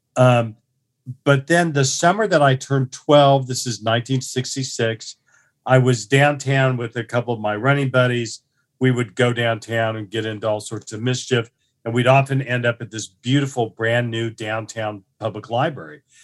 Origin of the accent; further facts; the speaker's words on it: Tulsa, Oklahoma, United States; I was born, uh, in Tulsa, you know, on Saint Patrick's Day in nineteen fifty-four, uh, to a middle class family